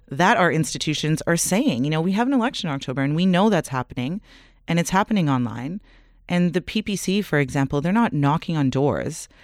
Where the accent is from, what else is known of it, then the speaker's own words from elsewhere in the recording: Canada; we're Canadian